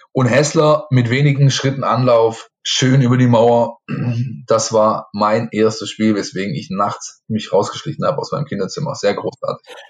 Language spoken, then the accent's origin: German; a town near Ludwigsburg and Stuttgart, Baden-Württemberg, Germany; ich bin im Ort aufgewachsen, ähm, da waren sehr viele ähm, GIs äh, mit ihren Familien äh, wohnhaft, weil eben in der Nähe von den US Installations in Ludwigsburg und in Stuttgart liegend.